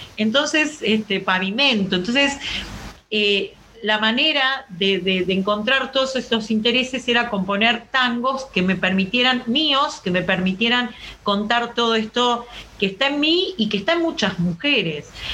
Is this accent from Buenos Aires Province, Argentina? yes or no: yes; Avellaneda, Buenos Aires Province, Argentina; Me crié en Avellaneda donde hay tanto rock como tango